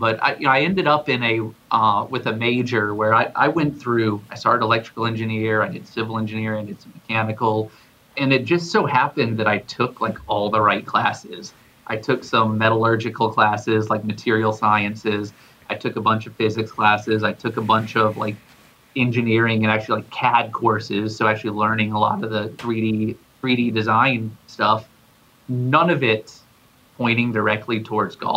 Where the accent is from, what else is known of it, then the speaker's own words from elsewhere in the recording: Atlanta, Georgia, United States; I grew up in Atlanta, Mizuno Golf Space on the north side of Atlanta